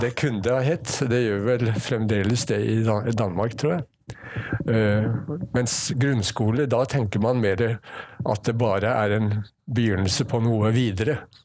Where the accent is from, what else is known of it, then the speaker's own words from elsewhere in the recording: Ski, Akershus, Norway; moved away as an adult; also born or lived in Oslo; now in Bergen, Norway; jeg vokste opp på Ski